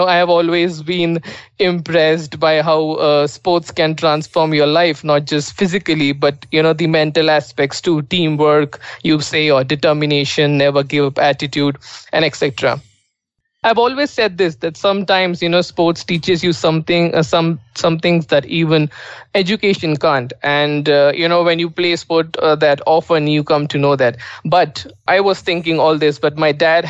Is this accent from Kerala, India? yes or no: no; Nashik, Maharashtra, India; I was born and brought up in India and in a beautiful city called as Nasik